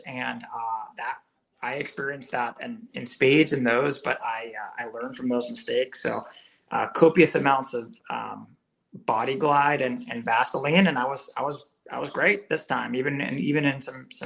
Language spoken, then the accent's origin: English; Massachusetts, United States; I grew up in Massachusetts